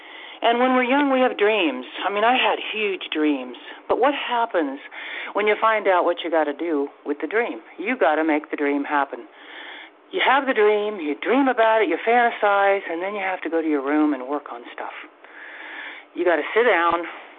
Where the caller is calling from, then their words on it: Washington, United States; State of Washington here.